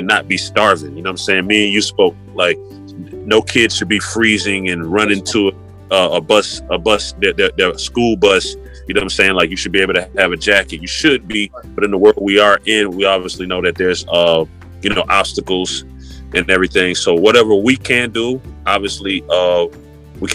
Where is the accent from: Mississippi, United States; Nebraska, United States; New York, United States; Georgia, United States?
Georgia, United States; Decatur; also born or lived in Atlanta; And I lived a lot of places. So Atlanta is home, Decatur, more specifically.